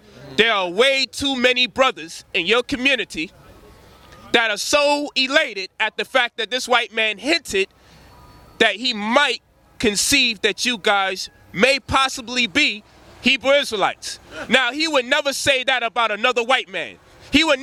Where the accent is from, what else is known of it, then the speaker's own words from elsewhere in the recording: Memphis, Tennessee, United States; I'm from Memphis